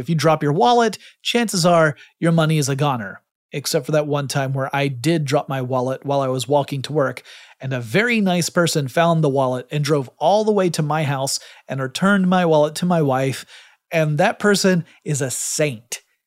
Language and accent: English; Georgia, United States; my home state of Georgia